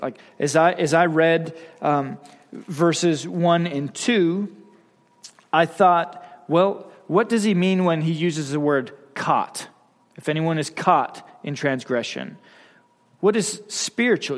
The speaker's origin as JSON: {"language": "English", "region": "Wyoming", "country": "United States", "said": "I'm from Wyoming"}